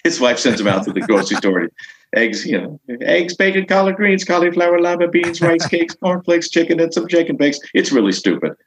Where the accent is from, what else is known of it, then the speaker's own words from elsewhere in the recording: Long Island, New York, United States; I'm from Long Island